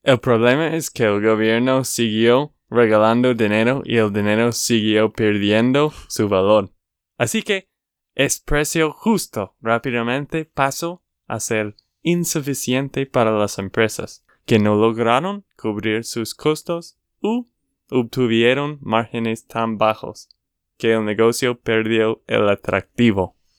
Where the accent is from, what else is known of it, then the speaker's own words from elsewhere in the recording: Texas, United States; de Texas, Estados Unidos